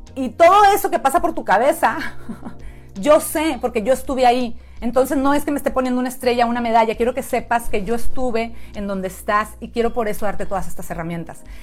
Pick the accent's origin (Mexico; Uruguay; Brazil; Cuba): Mexico; moved away as an adult; now in San Diego, United States; soy mexicana. Tengo ya Nueve, 10 años viviendo en San Diego, California